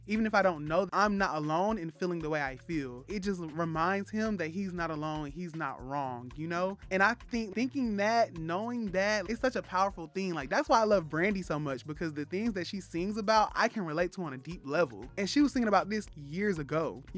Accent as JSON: {"language": "English", "region": "London", "country": "United Kingdom", "said": "We're from West London."}